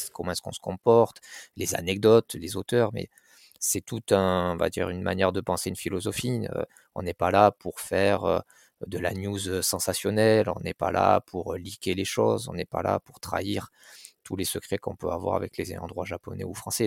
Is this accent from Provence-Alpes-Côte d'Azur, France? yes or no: yes; Marseille, Provence-Alpes-Côte d'Azur, France; j'ai grandi à Marseille, dans un quartier populaire